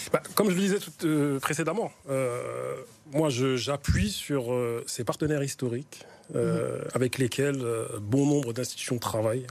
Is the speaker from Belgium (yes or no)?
no; Grigny, Île-de-France, France; je suis originaire de Grigny